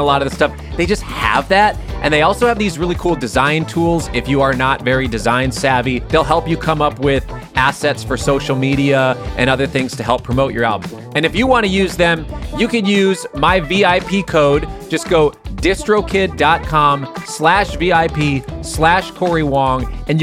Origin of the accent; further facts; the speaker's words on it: Minneapolis, Minnesota, United States; I grew up in Minneapolis